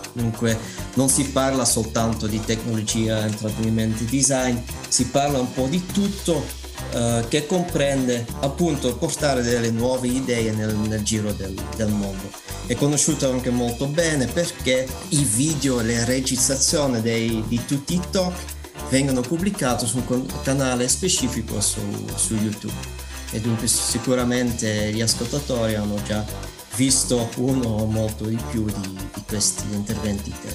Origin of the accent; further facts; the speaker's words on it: Belgium; Italian is a second language; moved away as an adult; now in Messina, Italy; sono belga